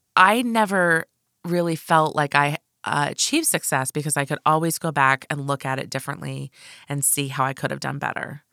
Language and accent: English; United States; I'm a United States citizen, and I live in a state that has excellent social services